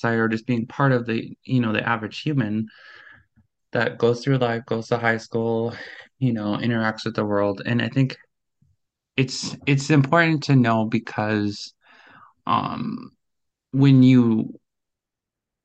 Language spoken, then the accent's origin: English; Minnesota, United States; I'm 25 and I'm from Minnesota.